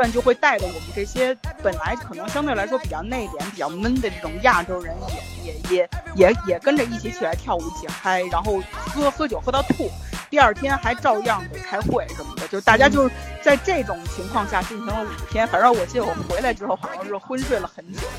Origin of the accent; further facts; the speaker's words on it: China; 因为我我发现就是说我们那个团队里面的包括。呃，像日本人什么的，其实跟我们中国人是很像的。